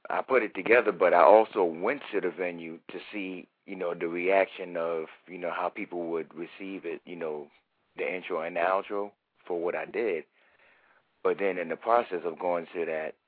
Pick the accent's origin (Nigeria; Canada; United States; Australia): United States; New York City, New York; moved away as an adult; now in Columbus, United States; I'm from Harlem, New York City, born and raised.